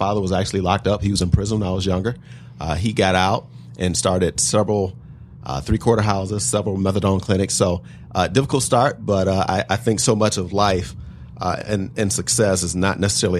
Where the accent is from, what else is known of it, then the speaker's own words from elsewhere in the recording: Detroit, Michigan, United States; I'm actually proud to say not only that I was born in Detroit, but on the east side of Detroit, and that I was on welfare when I was younger.